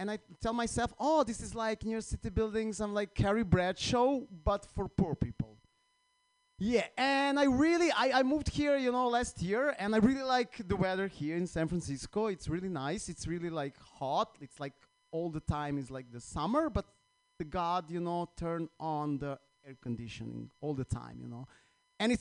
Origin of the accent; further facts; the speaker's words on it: Croatia; English is a second language; now in United States; I'm from Croatia